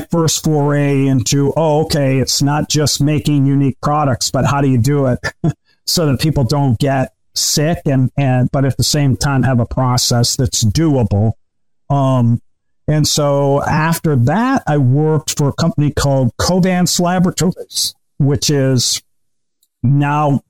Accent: Michigan, United States; also born or lived in New York; I'm from Michigan

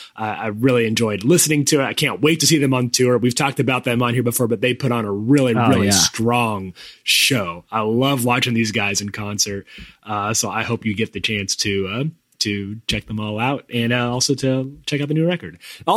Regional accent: United States; moved away; we're American

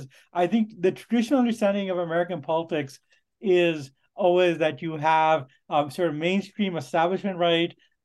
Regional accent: Canada; as a Canadian

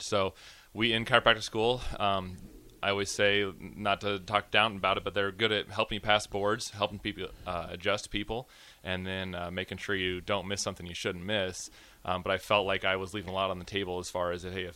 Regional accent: Gretna, Nebraska, United States; I'm a local kid. So I grew up in Gretna

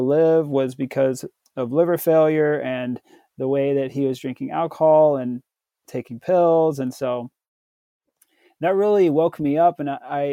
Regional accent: Tennessee, United States; I was born in the South in Tennessee. So I grew up Southern Baptist.

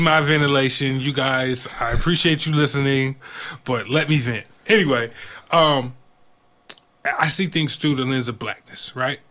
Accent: Georgia, United States; I grew up in Georgia.

